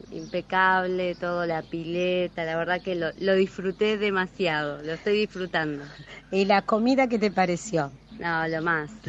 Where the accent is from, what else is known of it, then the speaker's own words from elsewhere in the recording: Buenos Aires, Argentina; Eh, soy de Villa Crespo.